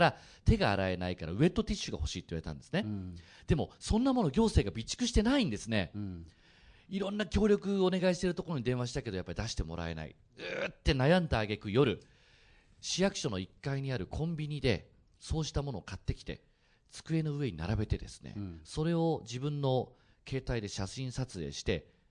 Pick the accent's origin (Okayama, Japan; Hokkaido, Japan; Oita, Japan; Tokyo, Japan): Oita, Japan; now in Fukuoka, Japan; 大分で生まれてうちの父がですね、あの福岡出身でそれであの就職からこっちに帰ってきたんですけど